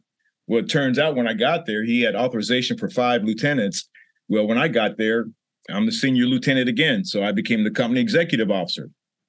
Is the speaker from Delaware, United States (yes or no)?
no; Leavenworth, Kansas, United States; I was born and raised in Kansas, Leavenworth, Kansas at that. And yeah, there's a prison there, but there is a town too.